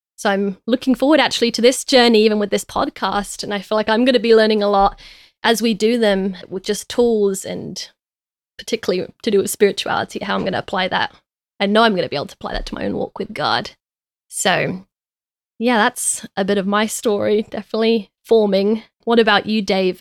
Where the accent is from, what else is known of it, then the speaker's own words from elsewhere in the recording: London, United Kingdom; I was raised in East London